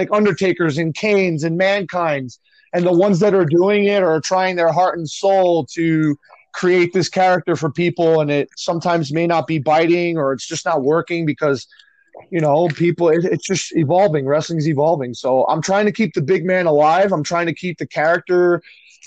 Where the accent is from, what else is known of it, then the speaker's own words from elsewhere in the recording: Union City, New Jersey, United States; also born or lived in Secaucus, New Jersey; I grew up in Union City, New Jersey